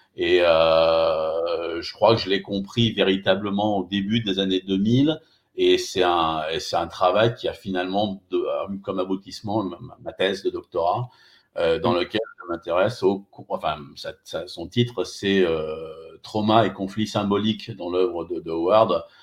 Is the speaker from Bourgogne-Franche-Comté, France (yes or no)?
no; Limoges, Nouvelle-Aquitaine, France; je suis de Limoges